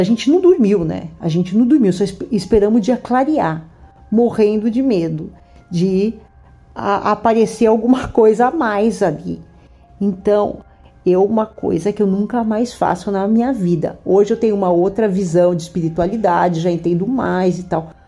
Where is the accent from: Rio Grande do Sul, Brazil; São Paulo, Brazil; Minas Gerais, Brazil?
São Paulo, Brazil; now in Rio de Janeiro, Brazil; eu moro no Rio de Janeiro, mas sou paulista.